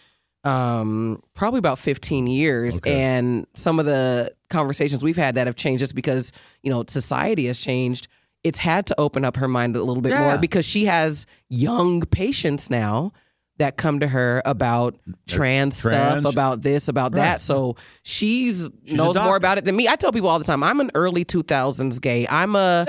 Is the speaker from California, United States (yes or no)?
yes; Bay Area, California, United States; I'm from the Bay Area originally